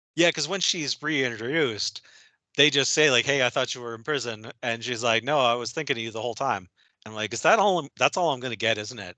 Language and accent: English; Minnesota, United States; I'm in Minnesota. I grew up in Minnesota